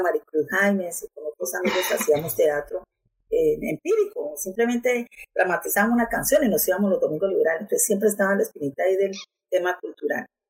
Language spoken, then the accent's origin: Spanish; Barrancabermeja, Santander, Colombia; Soy nativa de este territorio, hija de, de Pablo José, que vino de Garzón Huila en el año 67, de Aura Rosa Taborda, que vino de Viterbo Rizaralda, se conocieron acá, se casaron, se enamoraron tuvieron cuatro hijos todos nacidos aquí en Barranca Bermeja